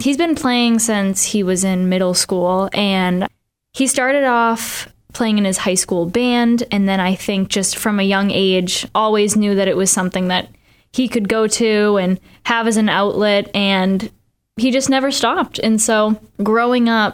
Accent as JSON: {"language": "English", "town": "Boston", "region": "Massachusetts", "country": "United States", "said": "I'm not from the South. Like I'm from Boston"}